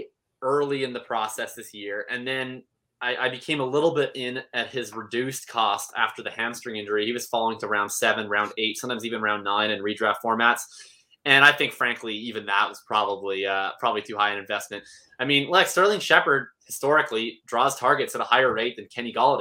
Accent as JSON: {"language": "English", "country": "Canada", "said": "I'm from Canada"}